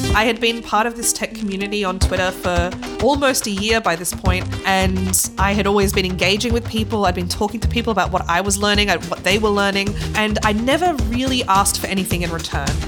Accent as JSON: {"language": "English", "country": "Australia", "moved": "as an adult", "lives_now": "Leipzig, Germany", "said": "I'm originally from Australia"}